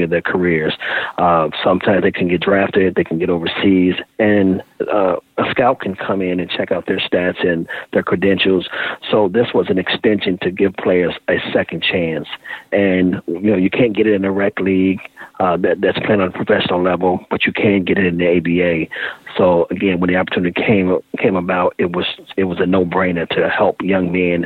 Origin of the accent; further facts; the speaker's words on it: Chicago, Illinois, United States; now in Indiana, United States; I'm from Chicago originally